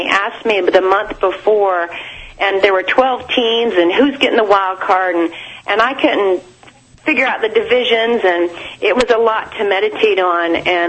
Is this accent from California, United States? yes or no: no; Atlanta, Georgia, United States; moved away; And I'm not from here. I'm from Atlanta, and I moved here.